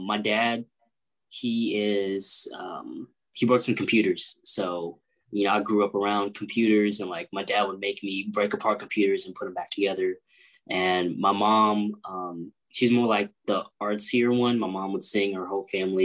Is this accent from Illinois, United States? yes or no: no; Liberty, Missouri, United States; also born or lived in Grandview, Missouri / Kansas City, Missouri; I'm from Kansas City. I grew up in Grandview for a little part of my life. And then my family and I moved to Liberty, Missouri, where I spent like the rest of my elementary to high school years